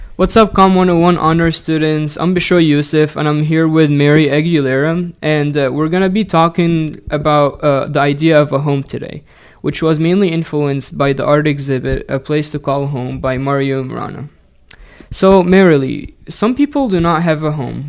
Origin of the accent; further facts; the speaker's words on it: Egypt; English is a second language; moved away; I'm originally from Egypt